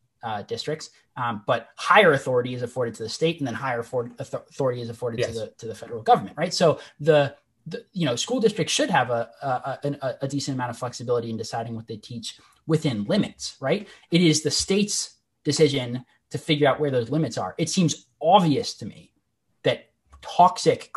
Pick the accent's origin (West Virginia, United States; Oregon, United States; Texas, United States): Oregon, United States; in my home state of Oregon, where I am right now.